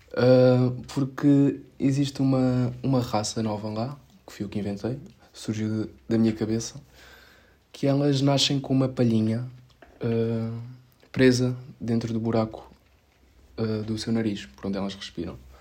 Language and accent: Portuguese; Setúbal, Portugal; eu sou de Setúbal